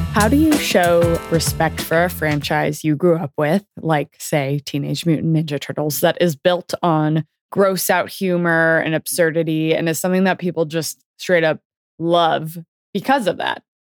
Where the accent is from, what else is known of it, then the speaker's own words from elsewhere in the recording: Bay Area, California, United States; I grew up in the Bay Area.